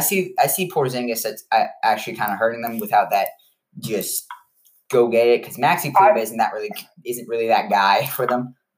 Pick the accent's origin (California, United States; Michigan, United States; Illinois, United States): Illinois, United States; Chicago; moved away; I'm from Chicago